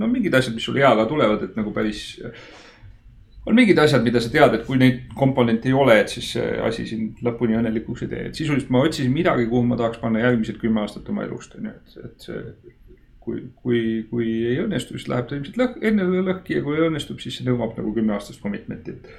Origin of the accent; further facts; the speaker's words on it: Estonia; ma olen eestlane